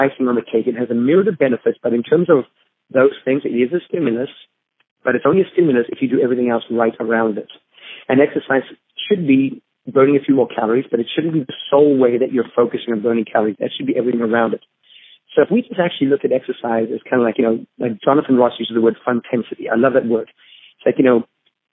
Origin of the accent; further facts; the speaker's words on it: Zambia; now in United States; I grew up in Zambia, in Africa, is where I was born and raised.